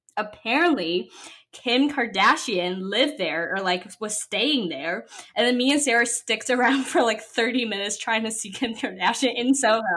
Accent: Shanghai, China; now in New York City, United States; I grew up in Shanghai, which is a very, very international, like big city

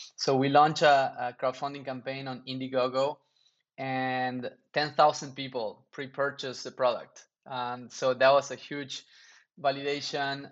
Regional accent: Argentina; moved away; also born or lived in New York; I grew up in Argentina

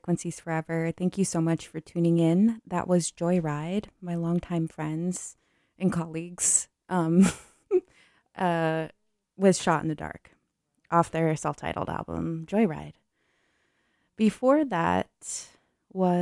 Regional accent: Bay Area, California, United States; I'm from the Bay Area

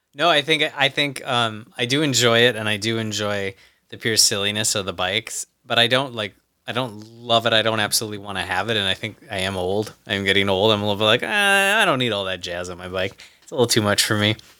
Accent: United States; as an American

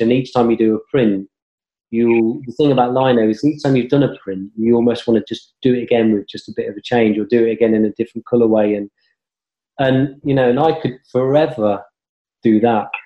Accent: Coventry, West Midlands, United Kingdom; now in London, United Kingdom; I was brought up in Coventry

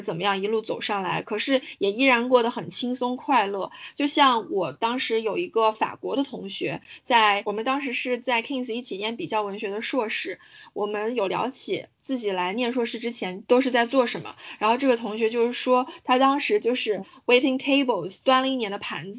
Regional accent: China; moved away as an adult; now in United Kingdom; 我们家是住在一个大学旁边的

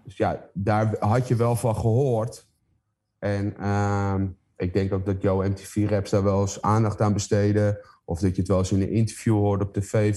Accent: Heemskerk, North Holland, Netherlands; het dorp waar ik vandaan kom, Heemskerk

